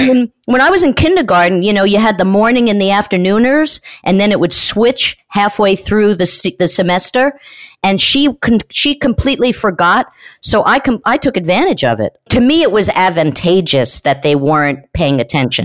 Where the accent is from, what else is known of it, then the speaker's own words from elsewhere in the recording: New York, United States; Growing up in New York as a kid